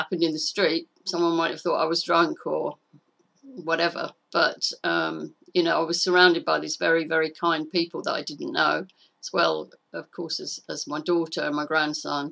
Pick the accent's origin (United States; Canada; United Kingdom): United Kingdom; Clacton-on-Sea, East of England; now in Sussex, United Kingdom; I was brought up in Clacton-on-Sea in Essex